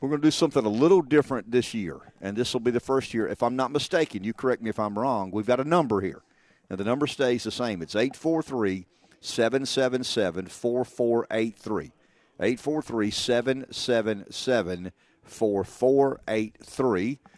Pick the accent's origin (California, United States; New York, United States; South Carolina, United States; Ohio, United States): South Carolina, United States; Florence; I was born in the McLeod Infirmary.